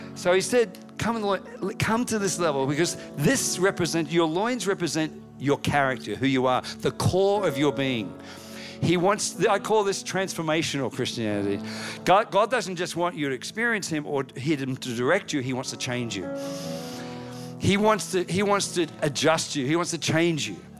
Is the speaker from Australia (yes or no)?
yes; Australia; moved away as an adult; now in United States